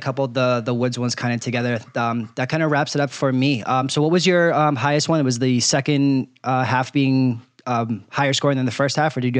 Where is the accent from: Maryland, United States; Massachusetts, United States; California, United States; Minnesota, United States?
Massachusetts, United States; Boston; growing up in Boston, being a Patriots fan